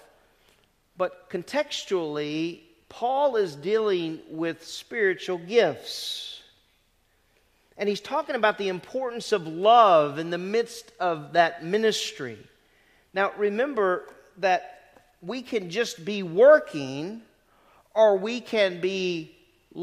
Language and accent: English; the South, United States; moved away as an adult; also born or lived in Greene, New York; I come from the South.